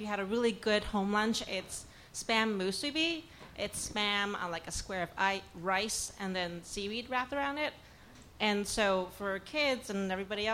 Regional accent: Hawaii, United States; moved away; I am from Hawaii

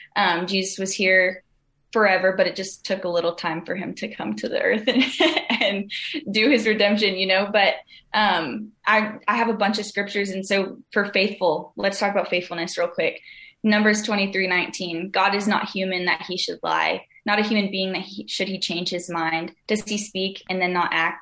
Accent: Southern California, United States; I'm from Southern California. Grew up here.

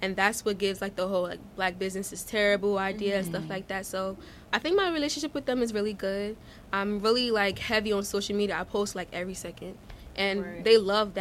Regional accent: Newark, New Jersey, United States; also born or lived in Nigeria; I live in Newark. I've been living in Newark since I came to America when I was three

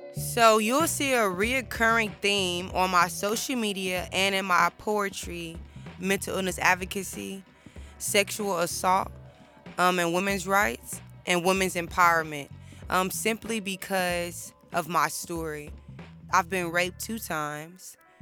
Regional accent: Houston, Texas, United States; moved away as an adult; now in Austin, United States; I am from Houston, Texas

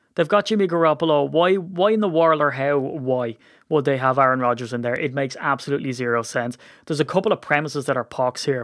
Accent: Ireland; I'm Irish

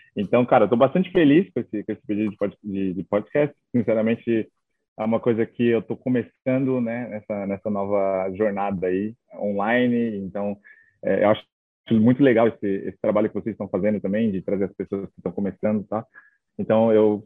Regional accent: Itaquaquecetuba, São Paulo, Brazil; moved away as an adult; also born or lived in Dublin; Minha mãe mora em Itaquá, né? Hoje ela continua morando em Itaquá, então eu cresci em Itaquá

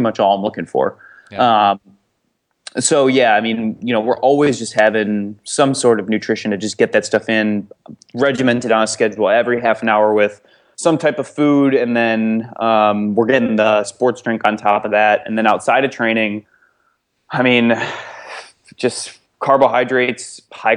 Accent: Glenview, Illinois, United States; moved away as an adult; also born or lived in Iowa City, Iowa; I'm from Chicago originally, but I went to school in Iowa City, so I've been there for the last four years

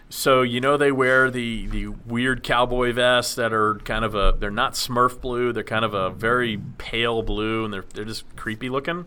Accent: Dallas, Texas, United States; I grew up in Dallas, which is right in Tornado Alley as well

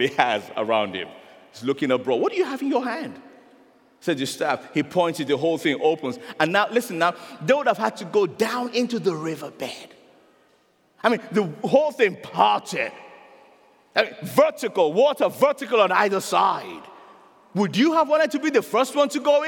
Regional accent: Nigeria; I'm a Nigerian

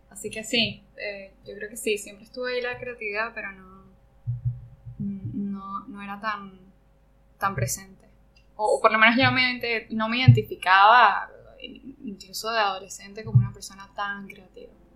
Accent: Margarita Island, Nueva Esparta, Venezuela; moved away as an adult; also born or lived in Caracas, Venezuela; yo soy venezolana. Yo me crié en una isla eh, al norte de, Venezuela que se llama Margarita

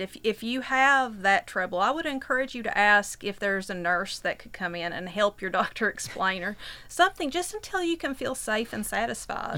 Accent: Whitesburg, Kentucky, United States; I'm from Whitesburg

